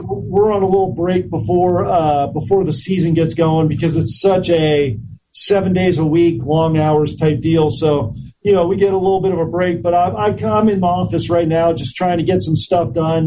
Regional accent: Orinda, California, United States; I grew up in in Orinda, California, which is a suburb of both Oakland and, and San Francisco and and Berkeley

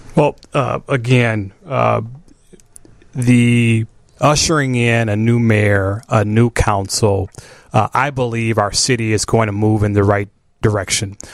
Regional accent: Chicago, Illinois, United States; I grew up in Chatham, so I grew up in the city of Chicago

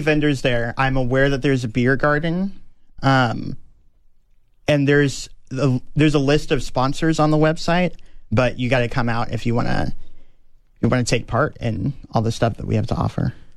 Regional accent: Austin, Texas, United States; born or raised there; also born or lived in Okinawa, Japan

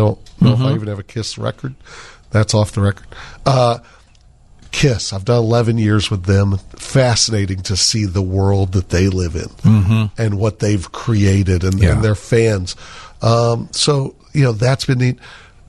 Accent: Chicago, Illinois, United States; know I was from Chicago.

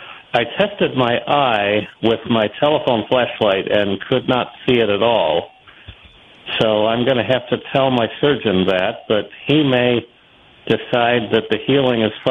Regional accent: Buffalo, New York, United States; moved away; also born or lived in St. Louis; I grew up in the Buffalo area

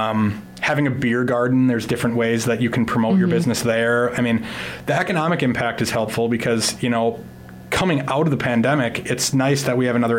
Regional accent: Minneapolis, Minnesota, United States; moved away as an adult; also born or lived in Portland, Oregon; now in Sioux Falls, United States; my wife and I moved here from Portland, Oregon. We are from the Twin Cities originally.

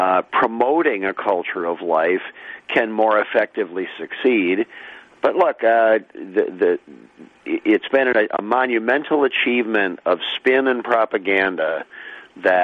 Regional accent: Holland, Michigan, United States; the town where I grew up in Holland, Michigan

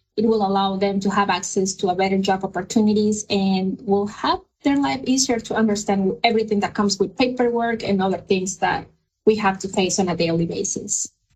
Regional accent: Mexico; English is a second language; moved away as an adult; now in United States

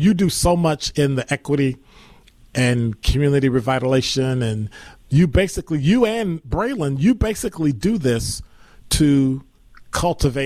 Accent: Chicago, Illinois, United States; now in Milwaukee, United States; my hometown, Chicago

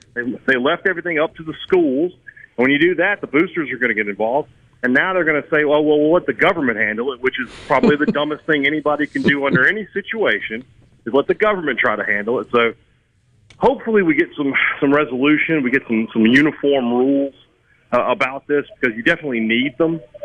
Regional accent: Vicksburg, Mississippi, United States; my hometown of Vicksburg

